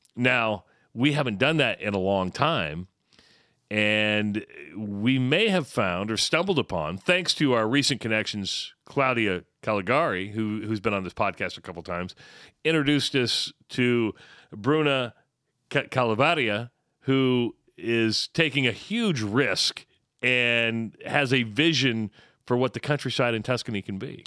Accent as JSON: {"language": "English", "country": "United States", "said": "I'm an American and I love the United States."}